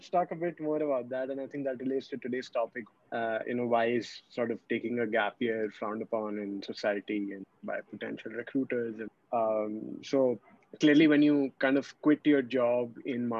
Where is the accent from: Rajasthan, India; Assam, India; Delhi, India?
Delhi, India; also born or lived in Mumbai, India; I grew up in Delhi till like first grade. Then second grade to fifth grade, I was in Bombay